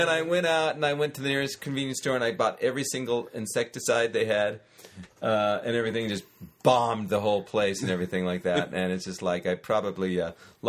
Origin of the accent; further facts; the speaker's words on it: Southern California, United States; moved away as an adult; now in Japan; I'm from Southern California